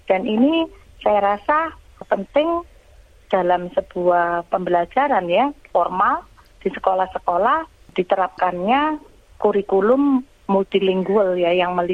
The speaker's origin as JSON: {"language": "Indonesian", "region": "Java", "country": "Indonesia", "first_language": "Javanese", "said": "Jadi kami sama-sama uh, bahasa ibu kami berdua kebetulan kok Jawa gitu ya dan belajar bahasa Indonesia di sekolah kemudian belajar bahasa Inggris"}